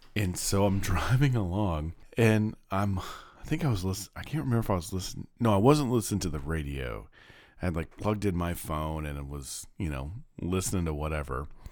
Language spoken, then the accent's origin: English; Kansas, United States; now in Little Rock, United States; I'm growing up in Kansas